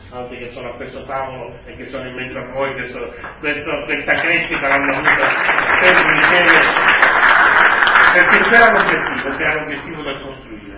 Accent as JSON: {"language": "Italian", "region": "Sicily", "country": "Italy", "also_born_or_lived": "Milan / Rome / Palermo", "said": "di fronte alla mia terra, di fronte al bene che la Sicilia"}